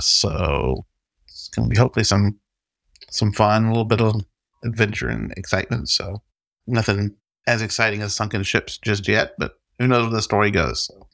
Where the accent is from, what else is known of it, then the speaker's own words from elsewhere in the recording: the South, United States; I'm from the South